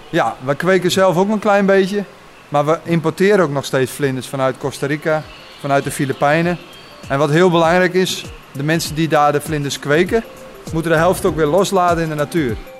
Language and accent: Dutch; Friesland, Netherlands; now in Lutten, Netherlands; Ik kom van oorsprong uit Friesland